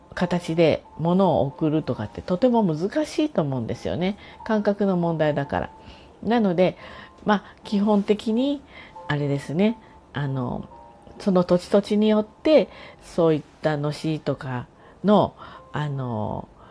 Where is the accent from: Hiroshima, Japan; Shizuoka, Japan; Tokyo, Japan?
Tokyo, Japan; now in Kanagawa, Japan; 東京生まれで今神奈川にいるような人です